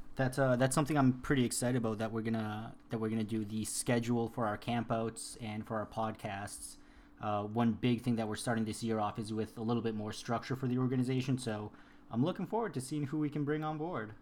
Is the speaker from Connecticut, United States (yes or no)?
no; Worcester, Massachusetts, United States; moved away as an adult; also born or lived in Colombia; now in San Diego, United States; I was born in Colombia. I was raised in Worcester, Massachusetts